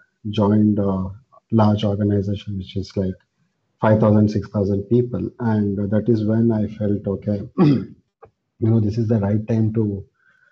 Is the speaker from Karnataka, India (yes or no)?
yes; Mysore, Karnataka, India; now in Bangalore, India; I am from Mysore, India, a small town in India. And right now I am based out of Bangalore